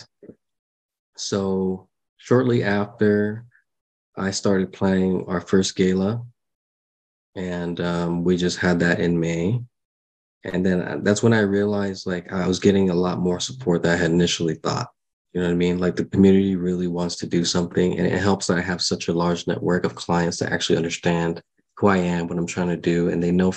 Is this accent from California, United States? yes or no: yes; San Diego, California, United States; I grew up with everyone in San Diego here